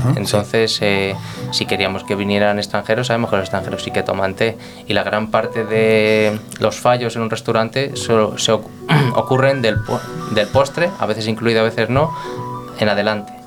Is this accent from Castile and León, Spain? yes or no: no; Guadamur, Castilla-La Mancha, Spain; now in Madrid, Spain; soy de Toledo, de un pueblo de 2.000 habitantes que se llama Guadamur